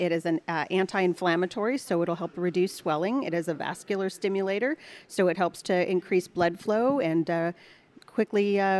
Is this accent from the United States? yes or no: yes; Wilton, California, United States; I grew up out in the country. We had horses.